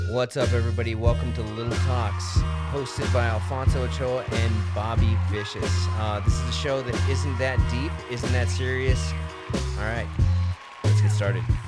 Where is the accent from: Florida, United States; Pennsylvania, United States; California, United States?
California, United States; Hemet; we're from Hemet